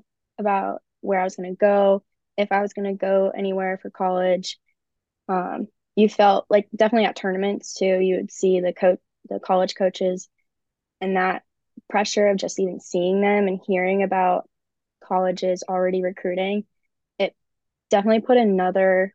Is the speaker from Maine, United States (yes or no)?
no; Naperville, Illinois, United States; also born or lived in Spartanburg, South Carolina; Well, I say Chicago, but I'm really from Naperville, Illinois. It's easier to say Chicago, but I grew up in Naperville.